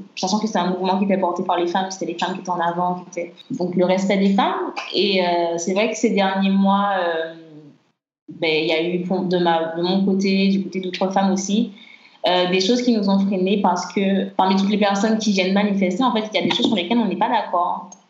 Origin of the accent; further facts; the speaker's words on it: Martinique; en grandissant en Martinique